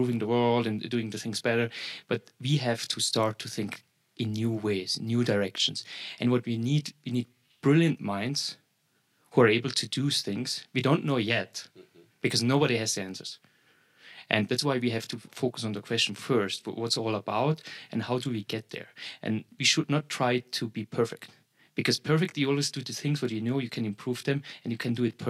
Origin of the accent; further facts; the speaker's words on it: Vaduz, Liechtenstein; I'm from Vaduz as well